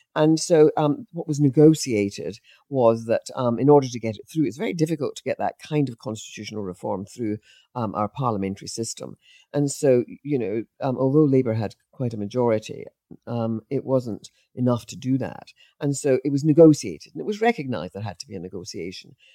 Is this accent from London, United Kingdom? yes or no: no; Scot, Scotland, United Kingdom; as a Scot